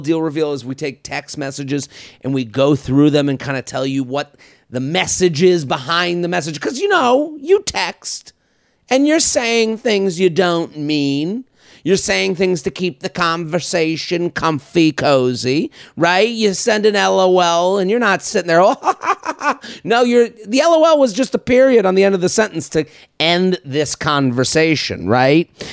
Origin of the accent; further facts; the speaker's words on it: Needham, Massachusetts, United States; moved away; my hometown of Needham, Massachusetts